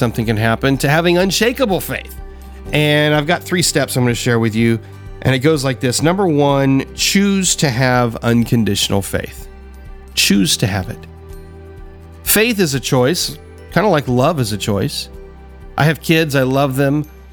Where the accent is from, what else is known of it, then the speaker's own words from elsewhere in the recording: the South, United States; I grew up in the South. I grew up down here where we consider it the buckle of the Bible Belt